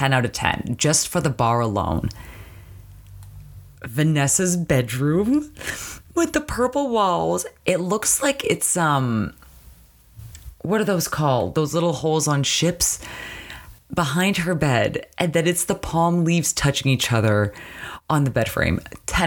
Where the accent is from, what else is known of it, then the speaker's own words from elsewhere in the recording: Canada; Growing up in Canada